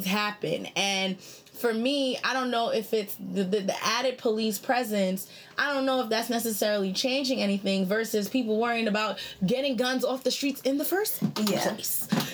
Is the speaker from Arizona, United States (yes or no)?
no; New York City, New York, United States; I grew up in Crown Heights